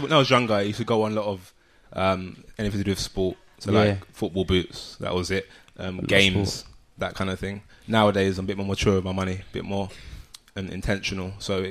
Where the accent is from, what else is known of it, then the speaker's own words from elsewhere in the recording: London, United Kingdom; Grew up in Southeast London.